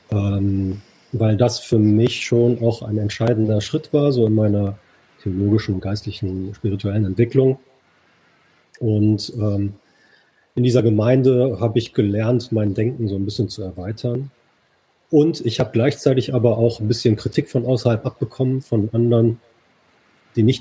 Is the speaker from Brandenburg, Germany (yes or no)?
no; Dortmund, North Rhine-Westphalia, Germany; now in Düsseldorf, Germany; wohnhaft in Düsseldorf, also das auch schon eine ganze Weile. Komme ursprünglich aus Dortmund, also bin ein Kind des Pots